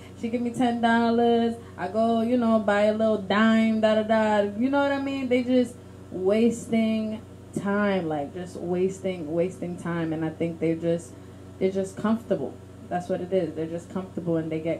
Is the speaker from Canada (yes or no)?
no; Haiti; I'm from Haiti, I'm a vagabond, and this and that, I'm a gangster, I was a big gangster in Haiti